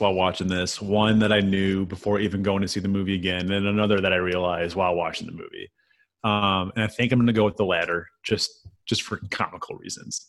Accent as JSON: {"language": "English", "area": "Chicagoland area", "region": "Illinois", "country": "United States", "also_born_or_lived": "Peoria, Illinois", "moved": "as an adult", "lives_now": "Memphis, United States", "said": "I'm from the Chicagoland area, the southwest suburbs."}